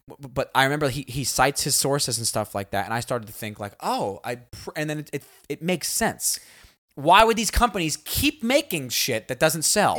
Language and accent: English; United States; we all growing, growing up in America